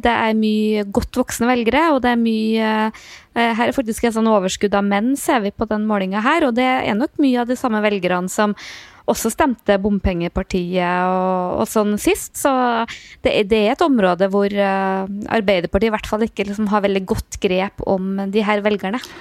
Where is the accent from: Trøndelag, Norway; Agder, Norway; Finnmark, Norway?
Trøndelag, Norway; moved away; also born or lived in Oslo; jeg er nå fra Nord-Trøndelag